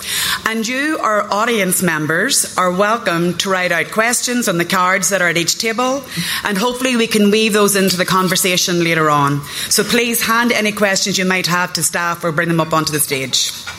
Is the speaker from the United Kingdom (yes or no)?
yes; Northern Ireland, United Kingdom; as a Northerner and someone who lived through the Troubles in Northern Ireland